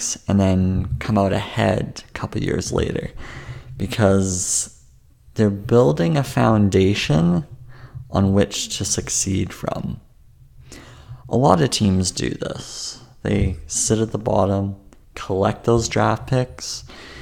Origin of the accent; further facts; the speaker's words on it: Vancouver, British Columbia, Canada; my hometown, which I've grown up my whole life.